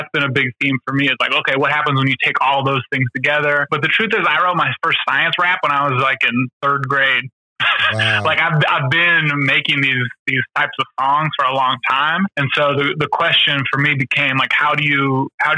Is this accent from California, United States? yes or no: yes; Sacramento, California, United States; I am originally from Sacramento, California